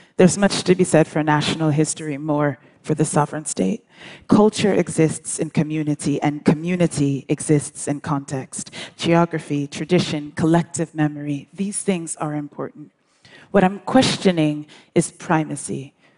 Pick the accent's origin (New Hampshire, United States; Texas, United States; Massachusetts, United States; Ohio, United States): Massachusetts, United States; Brookline; also born or lived in England / New York City / Accra, Ghana; grew up in the United States